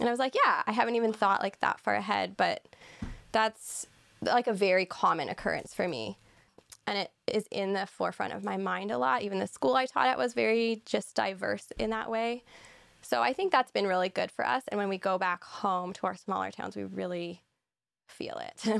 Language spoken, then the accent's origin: English; Barrie, Ontario, Canada; also born or lived in Toronto / Muskoka; growing up largely in Barrie. I was born in Toronto, We lived in Muskoka, but we really have been, I've lived in Ontario my whole life